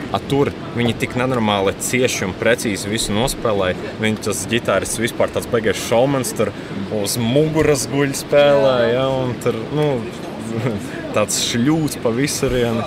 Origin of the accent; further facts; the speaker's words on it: Latvia; mēs esam vienīgie latvieši.